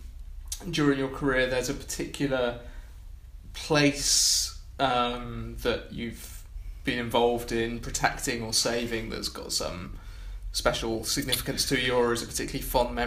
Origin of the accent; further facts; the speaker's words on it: Malvern, West Midlands, United Kingdom; Yeah. Well, I grew up in Malvern